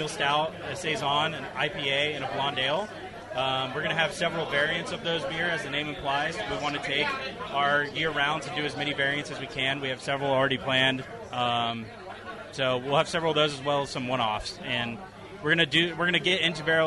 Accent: Roswell, Georgia, United States; I was born and raised in Roswell

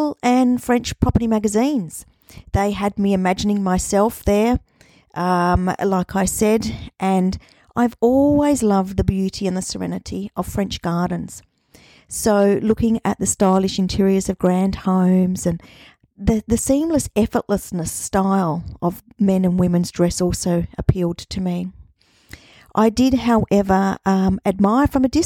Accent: Australia; also born or lived in Newcastle, Australia / Brittany, France; I'm an Australian

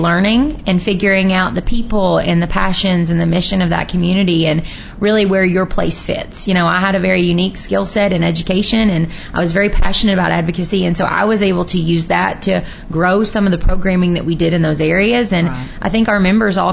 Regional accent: Louisville, Kentucky, United States; moved away as an adult; also born or lived in Nelson County, Kentucky; now in Bourbon County, United States; I grew up in Louisville

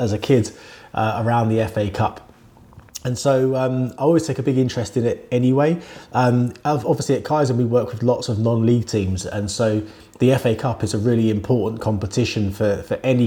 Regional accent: Wembley, London, United Kingdom; I grew up in Wembley. I lived in Wembley for all of my childhood, basically.

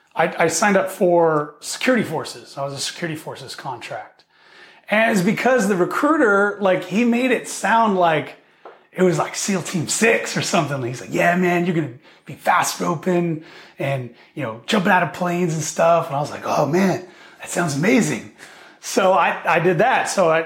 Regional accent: Hemet, California, United States; born there; also born or lived in Texas; I was born in here in California, specifically Hemet, California

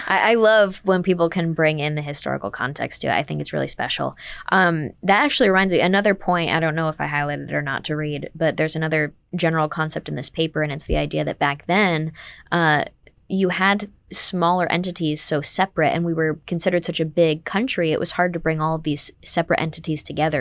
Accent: Saratoga Springs, New York, United States; I'm from Saratoga

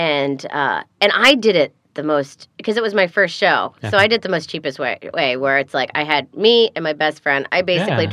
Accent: United States; I'm American

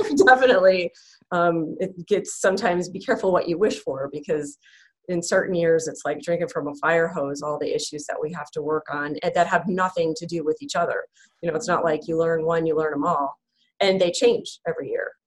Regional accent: Syracuse, New York, United States; we actually had the Village Voice delivered to our house in Syracuse

